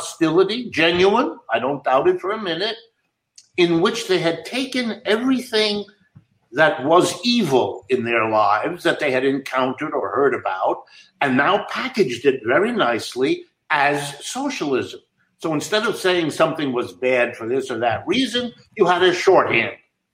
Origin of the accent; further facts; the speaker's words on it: Youngstown, Ohio, United States; I was born in Youngstown, Ohio